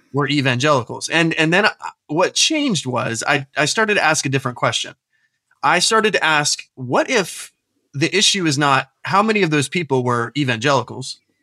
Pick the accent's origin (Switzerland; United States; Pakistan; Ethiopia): United States; Tampa, Florida; moved away as an adult; also born or lived in New Orleans / Washington, D.C. area; now in Aberdeen, United Kingdom; I was raised in Tampa Bay, Florida